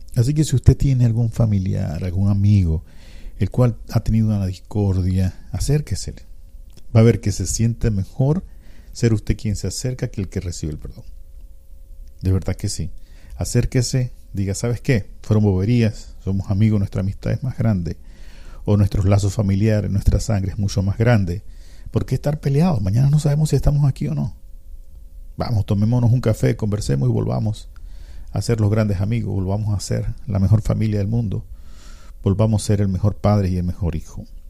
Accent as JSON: {"language": "Spanish", "country": "Panama"}